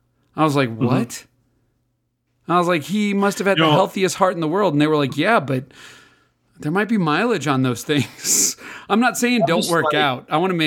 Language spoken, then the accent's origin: English; Libertyville, Illinois, United States; I grew up in Libertyville, Illinois. Went to Libertyville High School, the Wildcats.